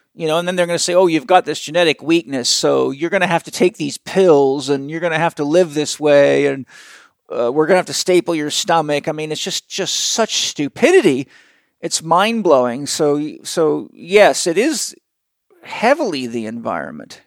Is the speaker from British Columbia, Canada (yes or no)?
yes; Vancouver Island, British Columbia, Canada; I grew up on a farm and I grew up on Vancouver Island in the wild.